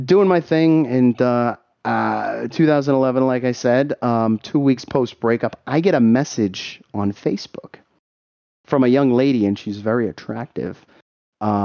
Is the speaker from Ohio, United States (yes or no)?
no; Boston, Massachusetts, United States; I'm from Boston